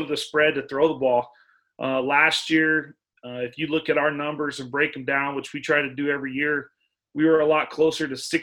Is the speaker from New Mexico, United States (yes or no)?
yes; Artesia, New Mexico, United States; I'm from Artesia